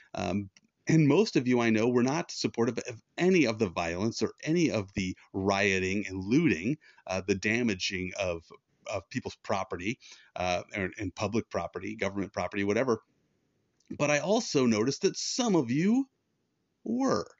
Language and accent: English; United States; being an American